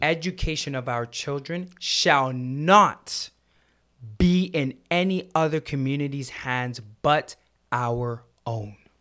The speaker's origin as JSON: {"language": "English", "country": "Jamaica", "moved": "yes", "lives_now": "Canada", "said": "I love being Jamaican"}